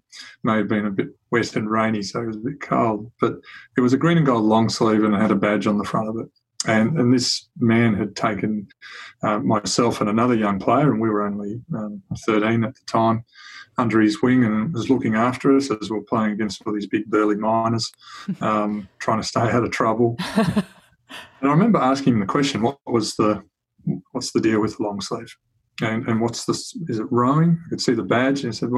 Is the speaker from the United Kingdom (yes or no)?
no; Arnhem Land, Northern Territory, Australia; I grew up in Arnhem Land in the Northern Territory